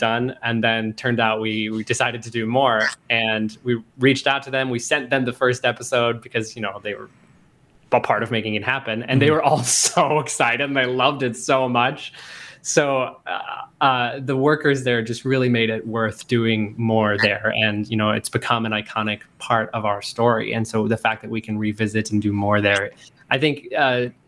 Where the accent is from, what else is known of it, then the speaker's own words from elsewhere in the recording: Pine City, Minnesota, United States; now in Twin Cities, United States; I grew up in Pine City, mm-hmm. and I know Pine County well